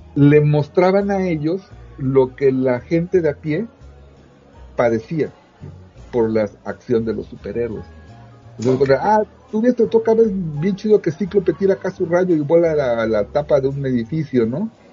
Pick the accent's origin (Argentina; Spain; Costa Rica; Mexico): Mexico; Veracruz; moved away; yo vivía en un pueblito de Veracruz donde llegaban los periódicos del día